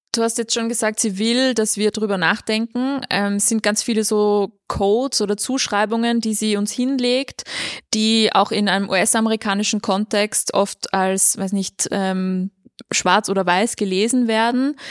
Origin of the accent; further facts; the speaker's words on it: Austria; als Österreicherin